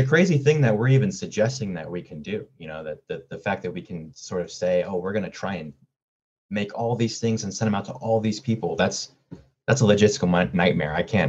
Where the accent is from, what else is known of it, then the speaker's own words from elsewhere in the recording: San Diego, California, United States; moved away as an adult; You know, I'm from San Diego and I lived there all my life before I turned 18, and so I try to keep my ear down at what's happening down there.